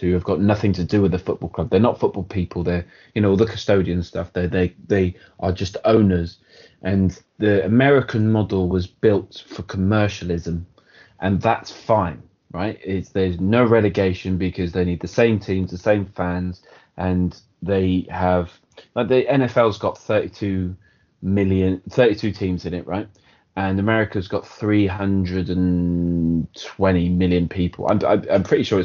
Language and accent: English; Wales, United Kingdom; as a Welshman